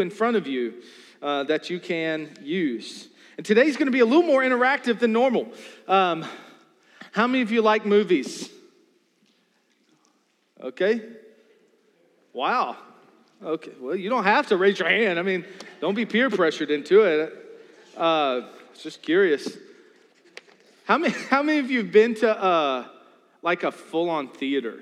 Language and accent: English; New Kent County, Virginia, United States; I'm from New Kent County